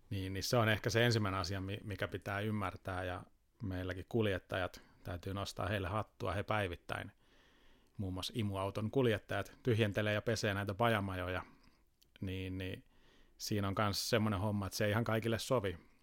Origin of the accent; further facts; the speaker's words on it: Tampere, Pirkanmaa, Finland; now in Helsinki, Finland; alkujaan tulen Tampereelta ja nyt tämä reilut kymmenen vuotta vaikuttanut sitten Helsingissä